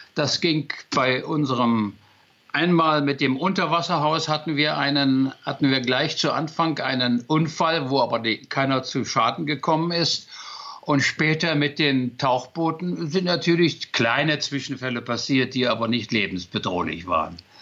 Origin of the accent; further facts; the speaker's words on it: near Magdeburg, Saxony-Anhalt, Germany; moved away; ich bin mal aus der DDR geflüchtet